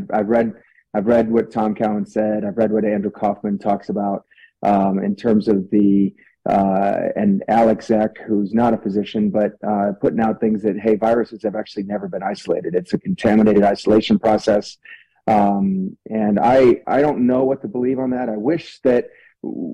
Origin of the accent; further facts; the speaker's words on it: Italy; also born or lived in France; now in Utah, United States; Growing up in Italy, though, I do speak Italian fluently, and it's been a tremendous part of my upbringing